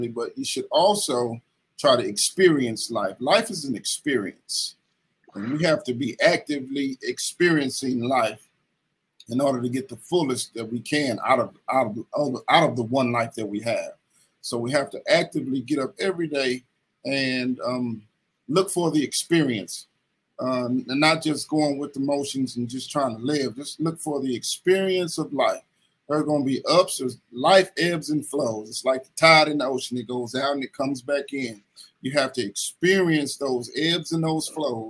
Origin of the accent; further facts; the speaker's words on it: Kinloch, Missouri, United States; also born or lived in Ferguson, Missouri; I'm from Kinloch, Missouri, but my mother, she moved out of Kinloch and she moved into Ferguson, Missouri